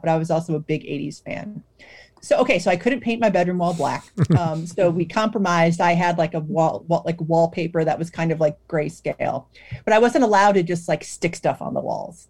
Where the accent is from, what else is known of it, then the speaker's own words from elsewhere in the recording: Cleveland, Ohio, United States; I grew up in Cleveland